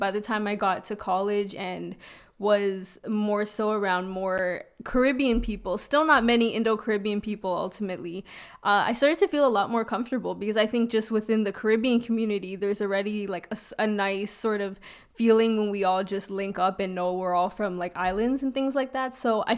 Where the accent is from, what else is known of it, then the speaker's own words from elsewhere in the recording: Toronto, Ontario, Canada; I grew up in North York.